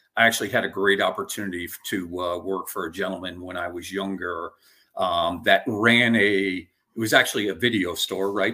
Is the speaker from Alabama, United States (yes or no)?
no; Albany, New York, United States; also born or lived in Westchester, New York; I was born and raised in upstate New York, so in Albany